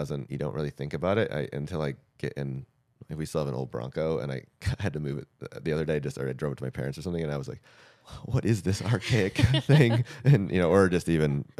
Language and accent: English; Michigan, United States; I grew up in Michigan on dirt roads and stuff